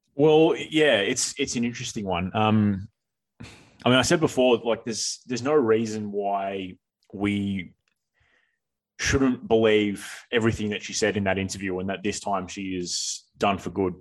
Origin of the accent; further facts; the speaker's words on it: Australia; speaking as Australian tennis people